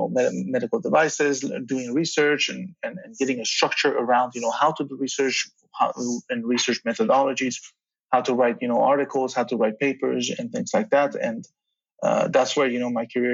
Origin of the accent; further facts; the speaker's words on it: Belgium; moved away as an adult; also born or lived in Tehran, Iran / Charlottesville, Virginia, United States; now in United States; I grew up in Belgium, and I was born in Iran, Tehran, and then came to Belgium when I was nine